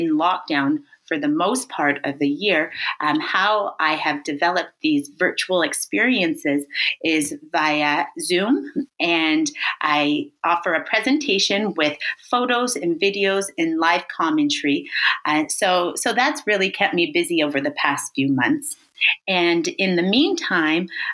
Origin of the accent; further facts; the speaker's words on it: Thorold, Ontario, Canada; moved away as an adult; now in Paris, France; my hometown is Thorold, Ontario, which is just next door to Brock